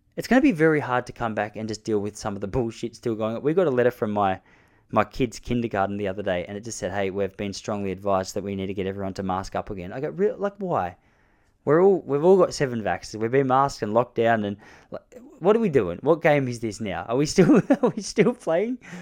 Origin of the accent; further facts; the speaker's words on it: Australia; As an Australian bloke